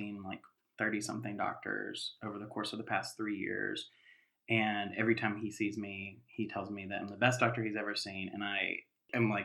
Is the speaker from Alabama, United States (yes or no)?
no; Western North Carolina, United States; the place where I grew up in Western North Carolina